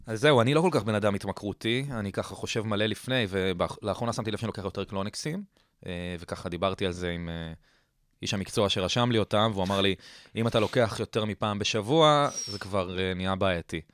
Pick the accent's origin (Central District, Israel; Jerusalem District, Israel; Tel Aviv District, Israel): Tel Aviv District, Israel; Herzliya; also born or lived in Ra'anana; גדלתי ברעננה. אבל כ-, כזה, נ-, נולדתי בתל אביב, אה, אחר כך עברנו להרצליה, הייתי שם עשר שנים, ואז מגיל חמש עשרה אני ברעננה